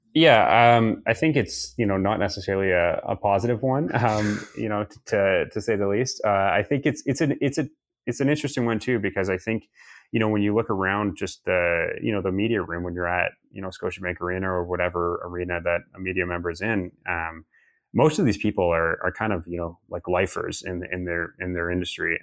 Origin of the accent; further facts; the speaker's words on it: Toronto, Ontario, Canada; I grew up in Toronto